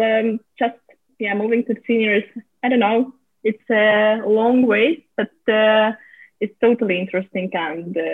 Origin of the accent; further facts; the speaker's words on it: Moscow, Russia; English is a second language; I come from Moscow